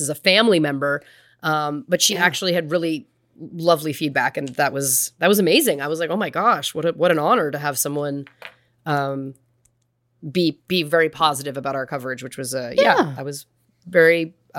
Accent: Canada; it was Paul Bernardo and Carla Homolka growing up in Canada.

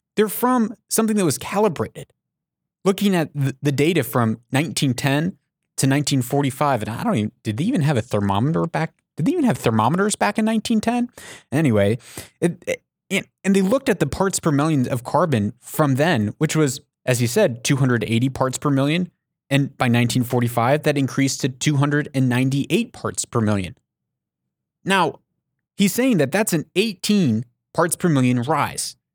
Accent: United States; moved away; I'm not in America right now. I'm an American. I don't live in America

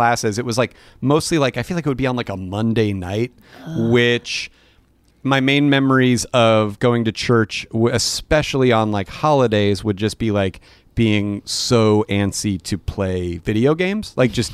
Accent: Phoenix, Arizona, United States; moved away; I was raised Catholic, mostly on my mom's side. Mm-hmm. We would go to church like fairly frequently. I was in Arizona

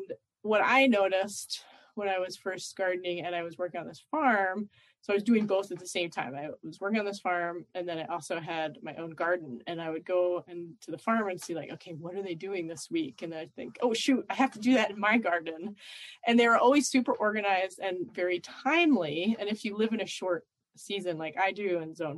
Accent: Philadelphia, Pennsylvania, United States; I grew up in Philadelphia in the middle of a big city where we didn't even have a yard

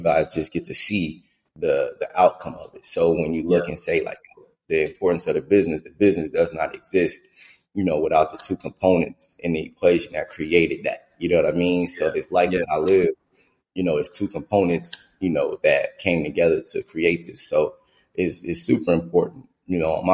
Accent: Stockton, California, United States; now in Atlanta, United States; I grew up in Stockton, California

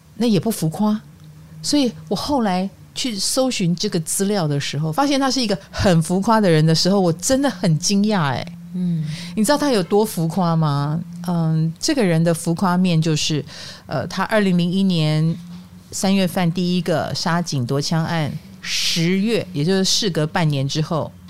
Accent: Taiwan; 所以在我们台湾人的朋友们眼中的他

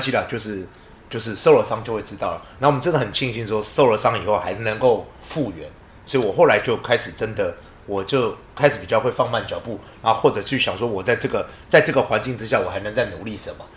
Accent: Xindian, New Taipei, Taiwan; 我家乡竟然有这么伟大的东西

